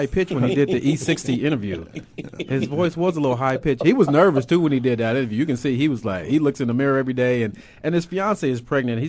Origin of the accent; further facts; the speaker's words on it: Los Angeles, California, United States; I'm from South Central.